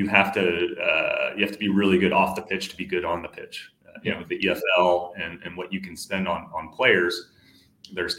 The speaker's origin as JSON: {"language": "English", "area": "San Francisco Bay Area", "region": "California", "country": "United States", "tie": "born or raised there", "also_born_or_lived": "Dallas, Texas", "moved": "as an adult", "lives_now": "Atlanta, United States", "said": "I grew up in California. I was born in the Bay Area, like San Francisco Bay Area."}